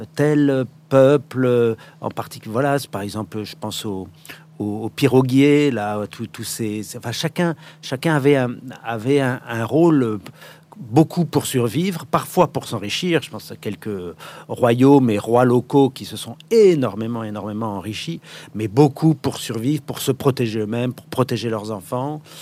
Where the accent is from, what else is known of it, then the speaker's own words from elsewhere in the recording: Paris, Île-de-France, France; also born or lived in Morocco / Ivory Coast / Vietnam; je suis né à Paris